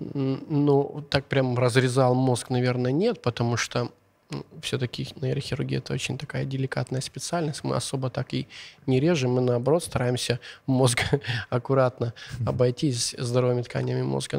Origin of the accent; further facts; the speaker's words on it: Zhytomyr, Zhytomyr Oblast, Ukraine; accent: Zhytomyr; Russian is a second language; я переживаю за свой какой-то сейчас житомирский акцент